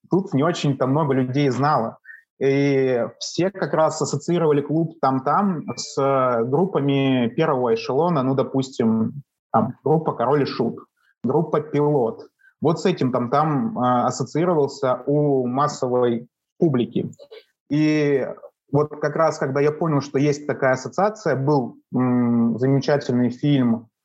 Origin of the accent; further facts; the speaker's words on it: Kamchatka Krai, Russia; now in Saint Petersburg, Russia; я живу в Петербурге, но я не коренной петербуржец. Я приехал сюда с Камчатки, вот, э, с далекой.